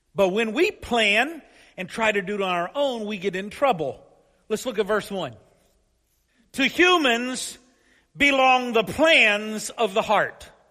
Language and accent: English; Paris, Kentucky, United States; my hometown of Paris, Kentucky